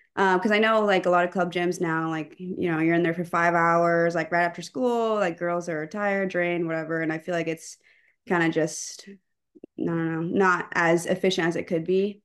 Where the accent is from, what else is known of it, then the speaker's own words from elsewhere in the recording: Pflugerville, Texas, United States; moved away as an adult; also born or lived in Champaign, Illinois; I'm from the Austin area, specifically Pflugerville